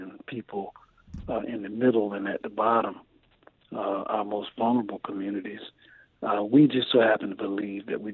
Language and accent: English; Chesapeake, Virginia, United States